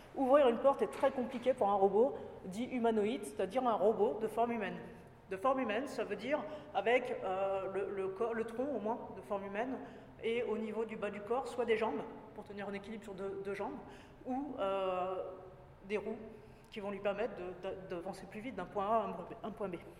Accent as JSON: {"language": "French", "town": "Paris", "region": "Île-de-France", "country": "France", "also_born_or_lived": "Japan / Poitiers / Italy", "moved": "as an adult", "lives_now": "Nantes, France", "said": "je suis parisienne d'origine"}